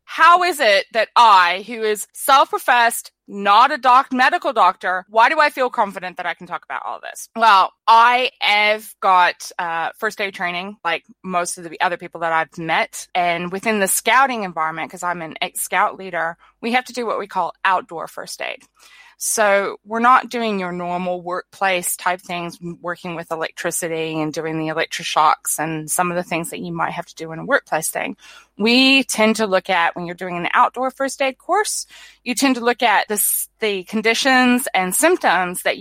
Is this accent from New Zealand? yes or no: yes; New Zealand; I've noticed that a lot of people in my home country, which at the moment we're um, in New Zealand, it's summer.